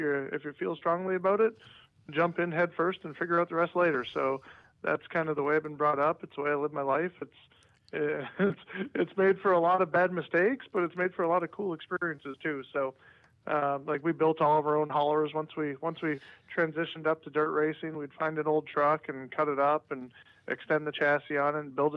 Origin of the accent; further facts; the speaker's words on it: Fort Frances, Ontario, Canada; now in Charlotte, United States; our hometown growing up in Fort Frederick, Ontario